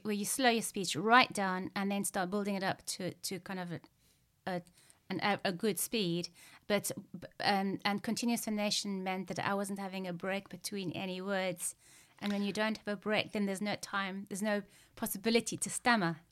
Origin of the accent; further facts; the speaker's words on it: Zimbabwe; growing up in Zimbabwe